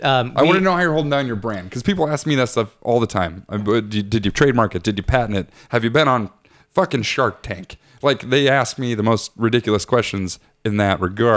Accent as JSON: {"language": "English", "region": "Washington", "country": "United States", "moved": "yes", "said": "No, I'm from Washington State."}